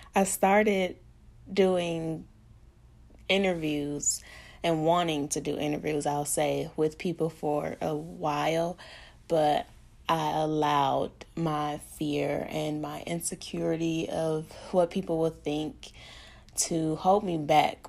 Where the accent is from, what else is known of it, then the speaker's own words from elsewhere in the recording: Pine Bluff, Arkansas, United States; also born or lived in Milwaukee, Wisconsin; I was born in Milwaukee, Wisconsin, but raised in the great Pine Bluff, Arkansas